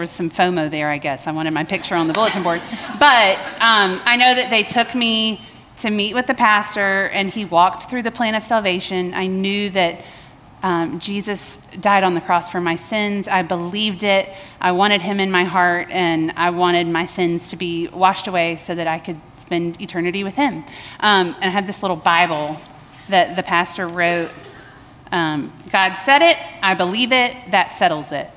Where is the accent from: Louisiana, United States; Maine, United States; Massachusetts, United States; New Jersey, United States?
Louisiana, United States; Baton Rouge; now in Columbia, United States; I was born in Baton Rouge, Louisiana